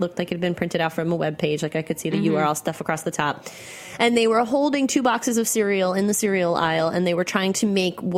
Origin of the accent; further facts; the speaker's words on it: New York, United States; I'm a New Yorker.